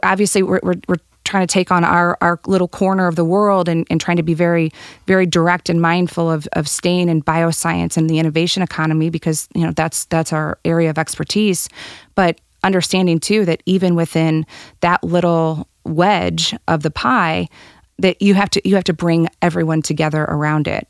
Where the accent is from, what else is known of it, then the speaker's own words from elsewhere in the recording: St. Charles, Missouri, United States; now in St. Louis, United States; I grew up in Saint Charles, where my mom owns a cafe on the historic district of Main Street.